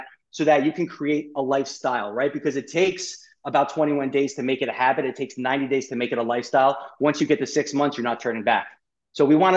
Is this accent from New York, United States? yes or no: yes; New York, United States; I'm a New Yorker. I talk fast.